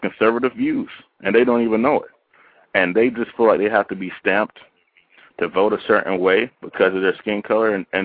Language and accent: English; the South, United States; I grew up in the South